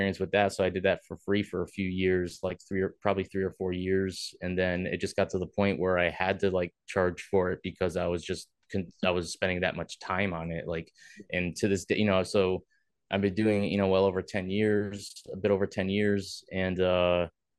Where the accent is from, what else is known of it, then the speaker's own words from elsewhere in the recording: Milford, Connecticut, United States; I grew up in Milford, Connecticut